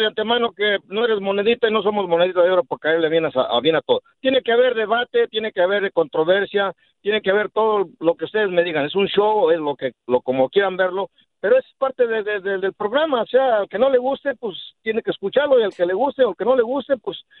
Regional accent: Mexico; Yo soy mexicano y más mexicano

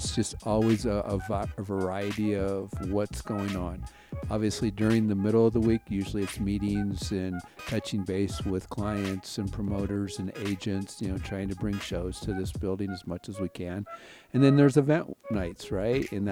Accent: Winnett, Montana, United States; now in Casper, United States; I was born and raised on a 40,000-acre cattle ranch in central Montana, outside a little town called Winnet

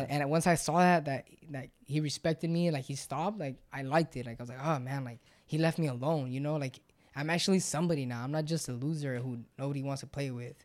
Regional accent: San Luis, Arizona, United States; we're from San Luis and it's not that really big of a, a place, nobody knows where San Luis is

